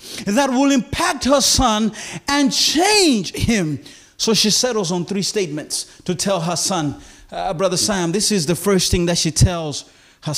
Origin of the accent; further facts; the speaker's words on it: Malawi; moved away as an adult; also born or lived in Philippines; I landed at Lilongwe International Airport in my homeland